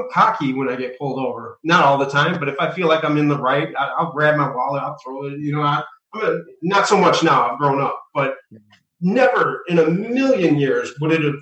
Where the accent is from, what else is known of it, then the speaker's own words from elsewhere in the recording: Detroit, Michigan, United States; also born or lived in Roseville, Michigan / Hazel Park, Michigan; I grew up in Detroit